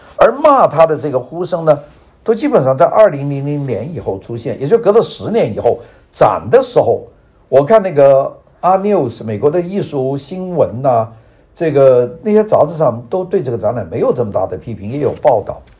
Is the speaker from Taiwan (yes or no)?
no; China; moved away as an adult; now in Los Angeles, United States; 我从外国来的，从中国来的，从一个没有经历过现代艺术的一个地方来